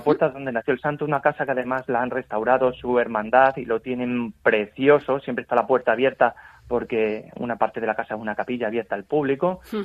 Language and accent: Spanish; El Puente del Arzobispo, Castilla-La Mancha, Spain; yo soy de Puente del Arzobispo, uno de los pueblos eh, pues céntricos de este camino.